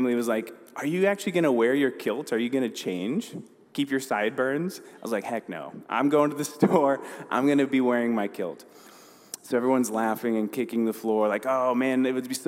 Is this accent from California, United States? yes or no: no; Council Bluffs, Iowa, United States; moved away as an adult; also born or lived in Denver, Colorado; now in Omaha, United States; I was originally born in Denver. Me and my siblings are all from there. We moved to Omaha, actually Council Bluffs. So I grew up in Iowa. I grew up in Council Bluffs from when I was 7 till I graduated high school